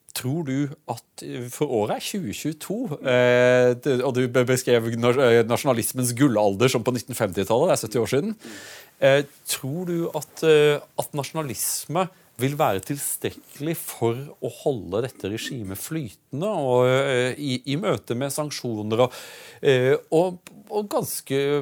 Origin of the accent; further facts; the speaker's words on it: Audnedal, Agder, Norway; Jeg kommer jo fra, fra Aunedal, hvor, hvor faren min var legen i bygda